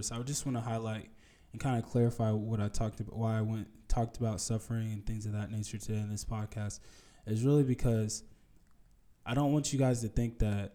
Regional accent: United States; especially growing up in America, living in America with a very materialistic idea

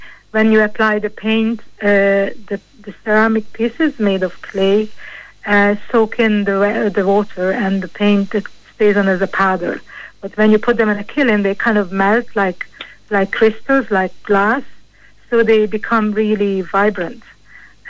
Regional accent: Hungary; moved away as an adult; now in Ireland; I'm from originally from Hungary, and I have an Irish husband

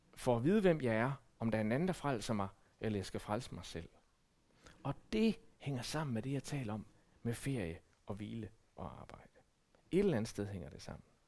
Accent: Denmark

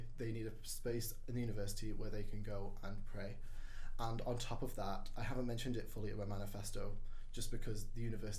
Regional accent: Wales, United Kingdom; moved away as an adult; now in Northern Ireland; I'm not from Northern Ireland, I'm not from Ireland. I am a Welsh student. I come from Wales and I speak Welsh pretty well. It's been a long time. But I can speak and read and write Welsh, and for me, Welsh is a very close thing to my heart, having that Welsh identity.

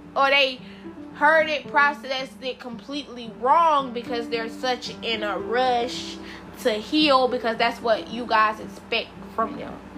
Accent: South Carolina, United States; I'm from South Carolina. My mom is from South Carolina

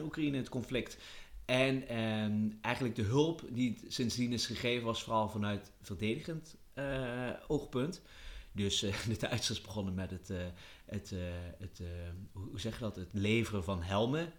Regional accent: Netherlands; wij als Nederlander

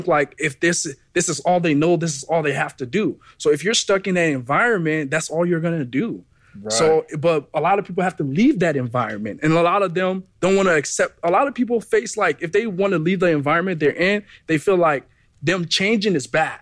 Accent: Brooklyn Park, Minnesota, United States; also born or lived in Liberia / New York; I grew up in Minnesota, right? In Brooklyn Park

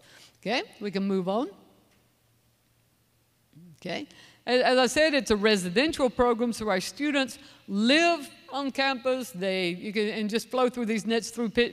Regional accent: North Carolina, United States; moved away as an adult; also born or lived in Dominican Republic; I am a child of North Carolina

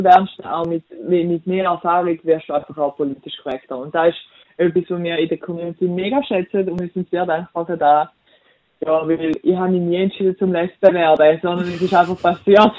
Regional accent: Switzerland; ich bin weiß und ich bin Schweizerin

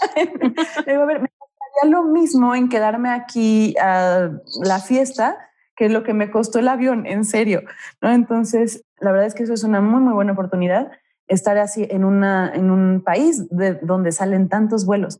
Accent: Mexico; moved away; also born or lived in Glasgow, Scotland; de México

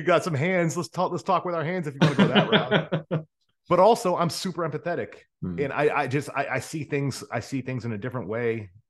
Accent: Rust Belt, United States; No, so my life, and I'll tell you, I grew up in the America, we call it the Rust Belt. That is the area of the country, kind of like Buffalo to Cleveland to Toledo, to just kind of that corridor all the way through Michigan to Detroit

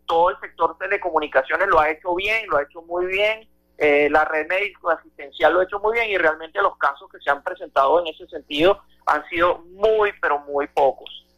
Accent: Venezuela; como venezolanos

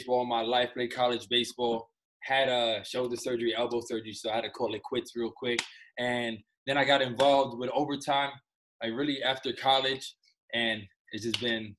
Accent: New York City, New York, United States; born and raised in New York City. I'm 27 years old, come from an Afro-Latino background.

